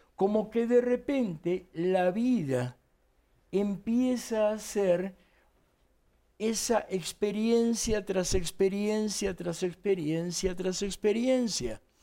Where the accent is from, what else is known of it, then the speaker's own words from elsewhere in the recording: Argentina; accent: Argentine; moved away as an adult; now in Mexico; yo soy nacido en Argentina